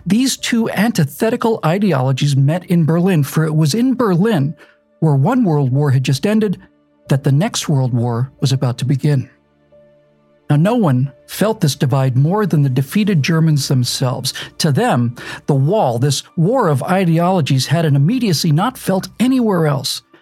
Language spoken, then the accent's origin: English; Bermuda; born or raised there